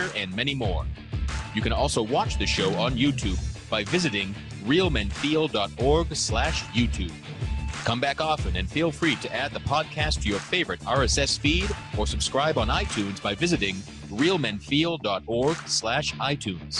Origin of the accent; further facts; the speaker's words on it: Leominster, Massachusetts, United States; We're both from Leominster, Massachusetts